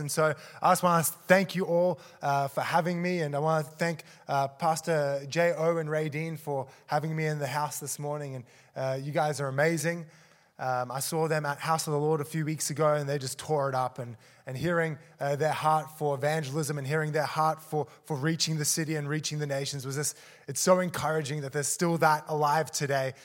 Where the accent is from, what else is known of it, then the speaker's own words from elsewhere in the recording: Australia; moved away as an adult; also born or lived in South Africa; I was born in South Africa, moved to Australia, um, and then grew up there, and then moved back to South Africa